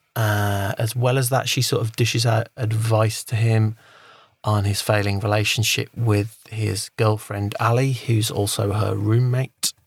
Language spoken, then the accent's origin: English; England, United Kingdom; I'm an Englishman